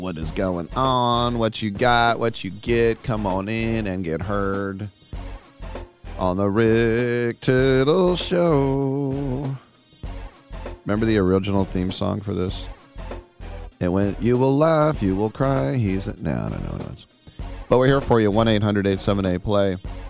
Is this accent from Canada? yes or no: no; Richmond, California, United States; I'm from Richmond.